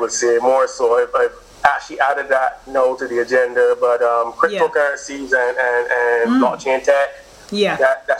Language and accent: English; Barbados